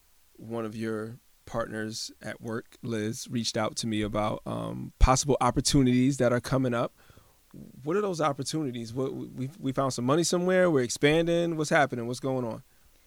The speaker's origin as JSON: {"language": "English", "town": "Hartford", "region": "Connecticut", "country": "United States", "tie": "born or raised there", "said": "I was born and raised in Hartford. I'm not trying to knock Hartford. I no longer live in Hartford."}